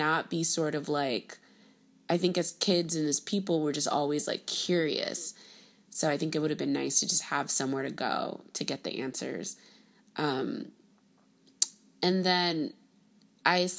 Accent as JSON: {"language": "English", "town": "Miami", "region": "Florida", "country": "United States", "tie": "born or raised there", "said": "My parents are both born in Haiti and I was born and raised in Miami, Florida"}